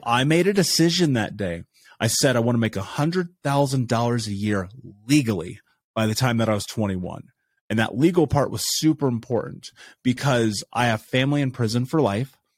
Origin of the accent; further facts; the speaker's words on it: Indiana, United States; I grew up in Indiana.